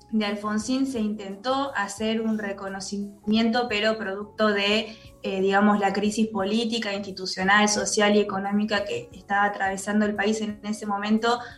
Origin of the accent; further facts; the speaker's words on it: Argentina; creo que la causa de Malvinas es algo que como argentinos y argentinas, más allá de opiniones y diferencias que tengamos